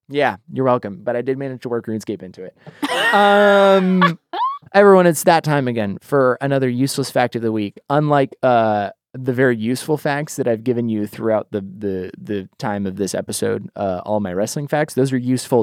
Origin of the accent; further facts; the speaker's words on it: Boise, Idaho, United States; I'm from Boise, Idaho